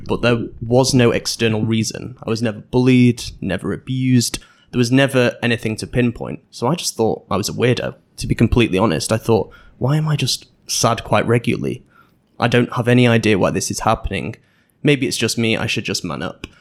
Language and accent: English; Manchester, North West England, United Kingdom; moved away as an adult; also born or lived in Netherlands / Sheffield; I was born in the Netherlands, but moved to Manchester when I was two, and stayed there until I was eighteen